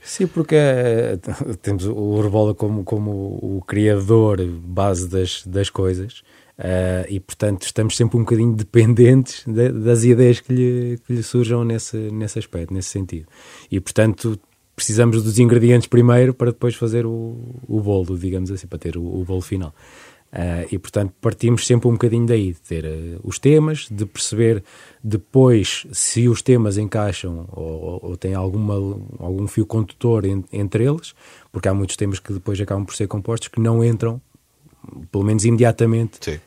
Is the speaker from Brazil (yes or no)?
no; Coimbra, Centro, Portugal; Nós somos de Coimbra.